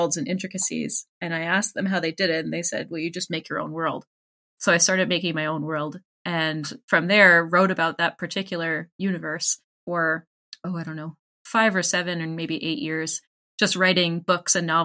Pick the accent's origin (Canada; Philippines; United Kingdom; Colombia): Canada; I am a Canadian individual who works in healthcare